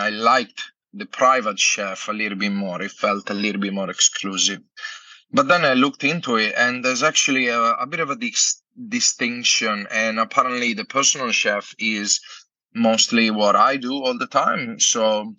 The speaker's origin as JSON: {"language": "English", "country": "Italy", "moved": "as an adult", "lives_now": "Australia", "said": "I'm from Italy and I'm a chef"}